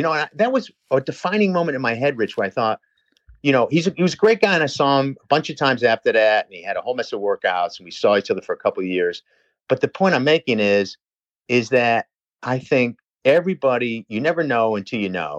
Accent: Pittsfield, Massachusetts, United States; fuck, I'm from Pittsfield.

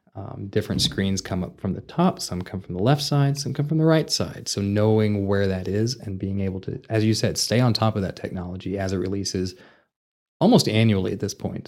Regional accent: Vernon, Texas, United States; moved away as an adult; now in Amarillo, United States; I'm originally from Vernon, Texas

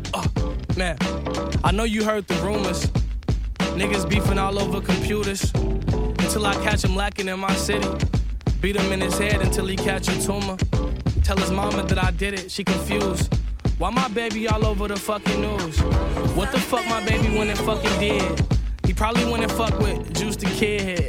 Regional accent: Chicago, Illinois, United States; You know I'm from Chicago, they're my people, man

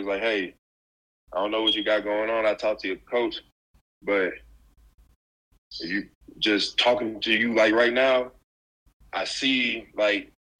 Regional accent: Memphis, Tennessee, United States; I mean, like, I'm from Memphis, you know? He plays in that city. He lives in that city.

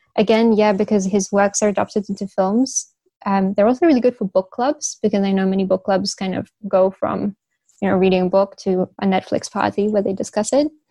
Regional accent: Beijing, China; also born or lived in United Kingdom; I was born and raised in Beijing

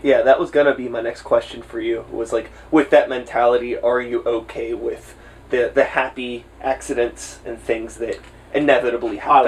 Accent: Swissvale, Pennsylvania, United States; I grew up in Swissvale

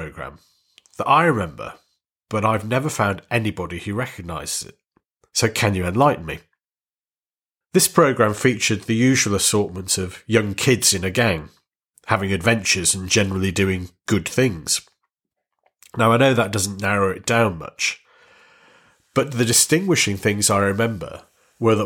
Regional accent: Warrington, North West England, United Kingdom; I'm from Warrington, and I was born in Lancashire.

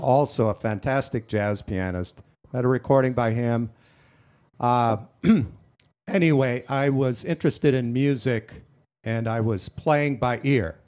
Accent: Dickinson, North Dakota, United States; I grew up in Dickinson, North Dakota, a very small rural

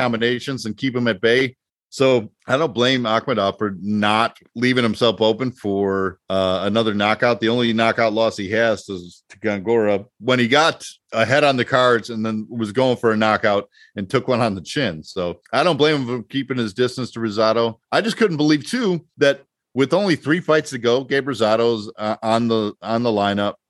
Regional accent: United States; I'm from the States

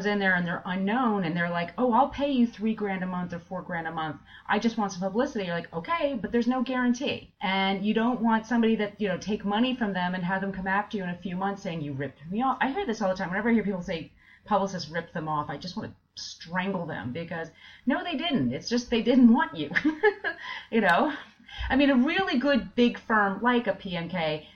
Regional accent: East Coast, United States; also born or lived in Bay Area, California; now in New York, United States; I'm originally from the East Coast

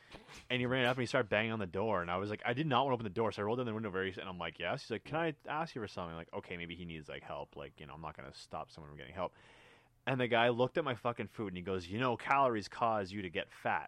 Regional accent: Canada; I'm from a different part of the world. I'm from Canada.

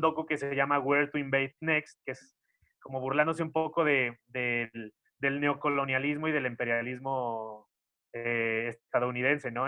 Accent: Xalapa, Veracruz, Mexico; now in Mexico City, Mexico; mi mamá vive en Jalapa, yo soy de Jalapa, Veracruz

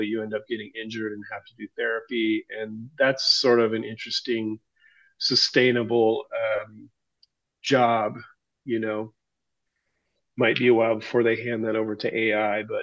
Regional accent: Tacoma, Washington, United States; now in New Hampshire, United States; Born and raised in the Seattle area in Tacoma, Washington. I now reside in the state of New Hampshire on the other side of the country

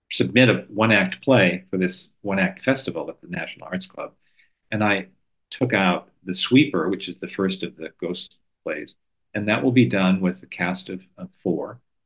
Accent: New York, United States; moved away; been wonderful to be back in New York. I am a New Yorker

